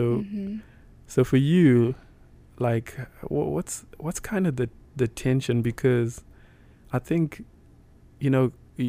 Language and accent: English; Zimbabwe; moved away as an adult; now in United States; as a black man living in the United States, right? Cause I'm from Africa